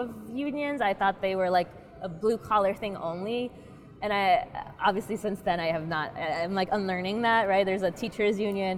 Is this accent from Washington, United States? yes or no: no; North Carolina, United States; moved away; also born or lived in Massachusetts; I'm from North Carolina